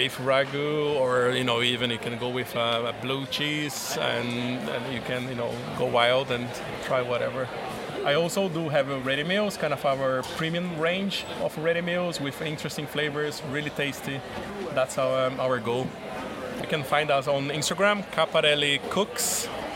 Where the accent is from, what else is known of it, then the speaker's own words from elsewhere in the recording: Brazil; also born or lived in Italy; now in United Kingdom; I'm from Brazil, and my grandparents are from Italy